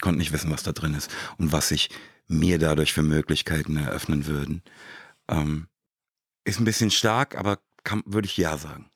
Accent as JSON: {"language": "German", "town": "Frankfurt", "region": "Hesse", "country": "Germany", "moved": "yes", "said": "Ich komme direkt aus Rödelheim"}